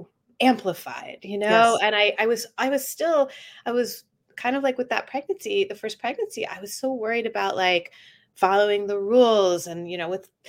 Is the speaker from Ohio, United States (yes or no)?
no; Atlanta, Georgia, United States; I grew up in Atlanta, I should say. So it was a very suburban childhood